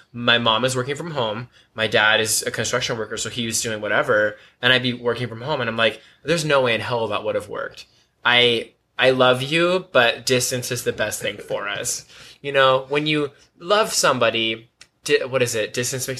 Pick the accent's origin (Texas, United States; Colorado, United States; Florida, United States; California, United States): California, United States; Bay Area; moved away as an adult; now in San Diego, United States; Northern California. So, the Bay Area. I was born and raised in the Bay Area.